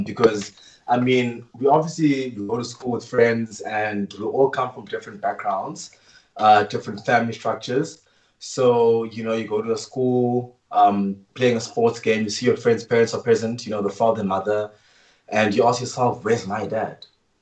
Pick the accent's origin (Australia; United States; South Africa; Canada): South Africa; East London, Eastern Cape; I'm from East London.